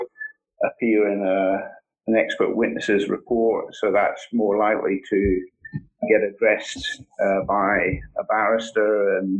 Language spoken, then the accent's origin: English; Scotland, United Kingdom; accent: Scottish; now in Australia; my Scottish accent